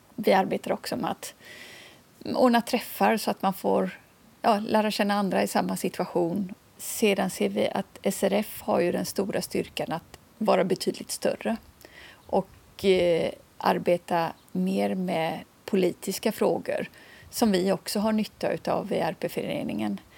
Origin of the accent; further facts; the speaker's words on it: Kungsbacka, Halland County, Sweden; moved away as an adult; also born or lived in Stockholm; now in Skåne, Sweden; jag kommer från Kungsbacka, strax söder om Göteborg. Och sen har jag bott lite drygt 25 år i Stockholm